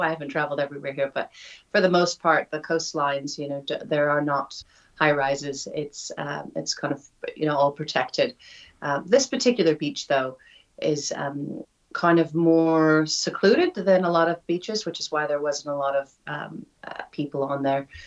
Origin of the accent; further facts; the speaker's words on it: Oregon, United States; moved away as an adult; now in New Zealand; Growing up in Oregon